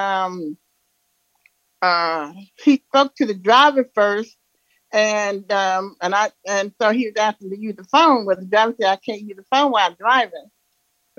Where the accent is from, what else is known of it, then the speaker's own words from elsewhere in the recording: Louisiana, United States; now in Denver, United States; Oh, I'm in Denver, Colorado, but I'm from Louisiana.